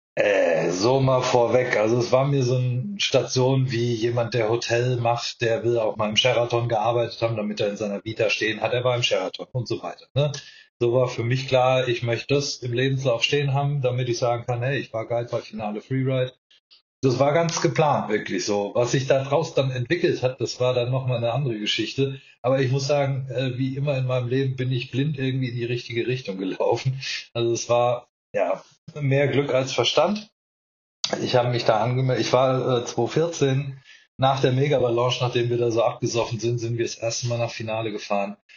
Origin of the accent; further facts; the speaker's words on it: Mannheim, Baden-Württemberg, Germany; also born or lived in Palatinate, Rhineland-Palatinate; Ich bin in Mannheim geboren, äh, ist Kurpfalz